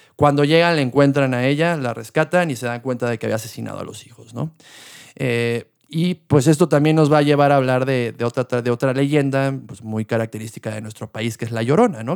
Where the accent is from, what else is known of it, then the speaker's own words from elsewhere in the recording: Mexico; also born or lived in Querétaro; algo que tenemos mucho también como mexicanos